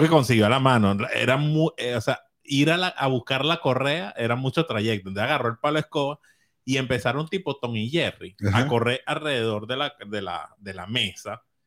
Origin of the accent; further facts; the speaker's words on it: Caracas, Capital District, Venezuela; la Candelaria, donde vivíamos